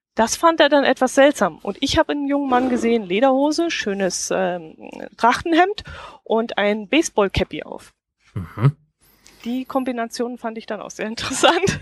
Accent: Kempten, Bavaria, Germany; da steht eine alte Burganlage bei uns in Kempten

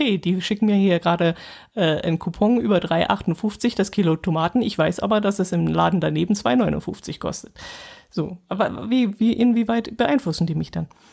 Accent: Allgäu, Germany; bei uns im Allgäu

